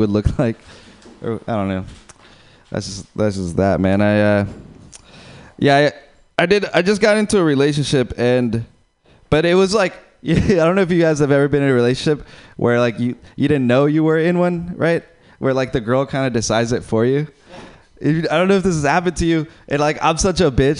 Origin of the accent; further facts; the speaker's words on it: Uruguay; moved away; I'm from Uruguay